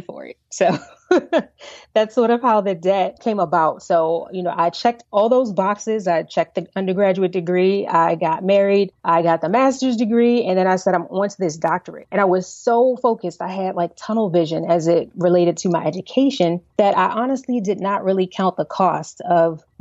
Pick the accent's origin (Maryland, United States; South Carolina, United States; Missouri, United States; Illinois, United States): Maryland, United States; Baltimore; I grew up in Baltimore, Maryland, Baltimore City